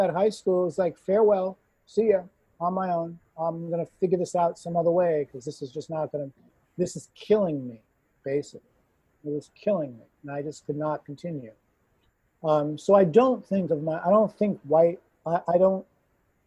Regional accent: New York, United States; moved away as an adult; now in Toronto, Canada; growing up in New York, predominantly in a white neighborhood

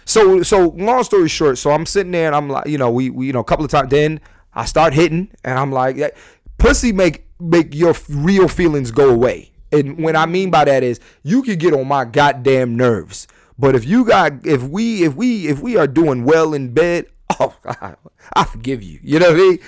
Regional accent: Philadelphia, Pennsylvania, United States; I'm a comedian. I'm from Philly

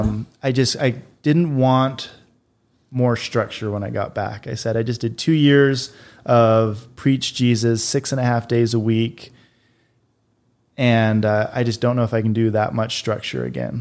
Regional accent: North Salt Lake, Utah, United States; moved away; also born or lived in Boise, Idaho / Peru; I grew up in North Salt Lake, Utah

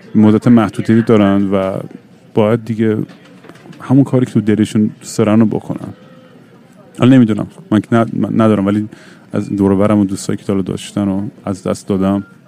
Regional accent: Iran; moved away; تجربه خودم تو ایران

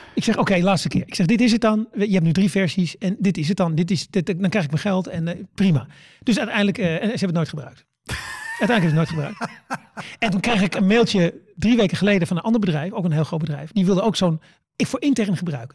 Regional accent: Netherlands; ik kom uit Nederland

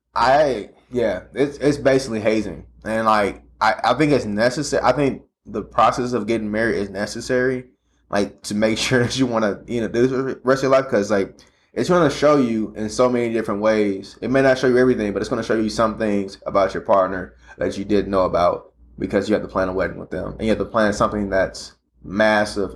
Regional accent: St. Louis, Missouri, United States; now in Kansas City, United States; I'm from St. Louis

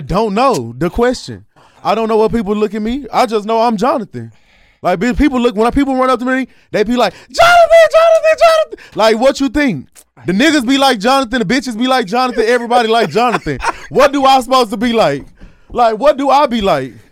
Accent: Dallas, Texas, United States; I'm the person from Dallas

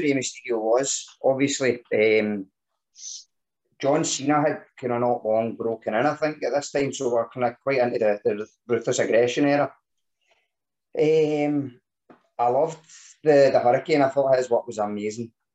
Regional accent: Scotland, United Kingdom; being Scottish

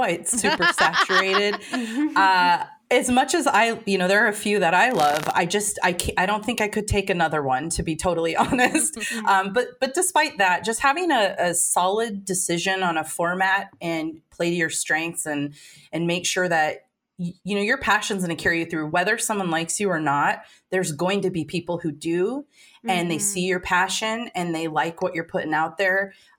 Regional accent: Portland, United States; we're from Portland.

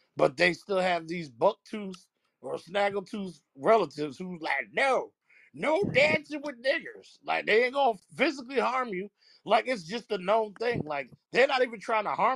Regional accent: Florida, United States; moved away; I'm originally from Florida.

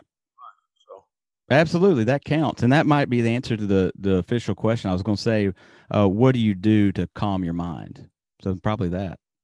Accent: Alabama, United States; now in Japan; I'm from Alabama

